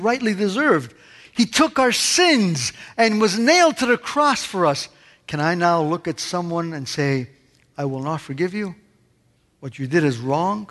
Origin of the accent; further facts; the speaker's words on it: Canada; moved away; also born or lived in Italy; growing up in Canada